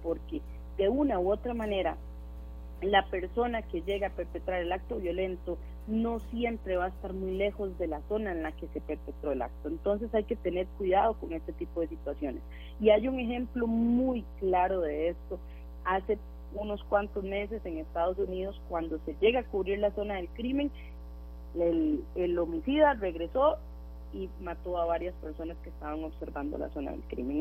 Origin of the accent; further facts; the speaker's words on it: Costa Rica; nosotros como costarricenses